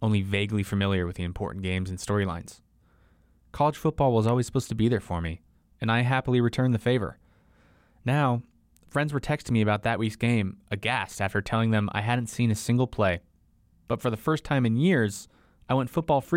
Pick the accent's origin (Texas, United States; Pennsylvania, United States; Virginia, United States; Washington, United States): Washington, United States; Seattle; I grew up in Seattle, near Husky Stadium and the University of Washington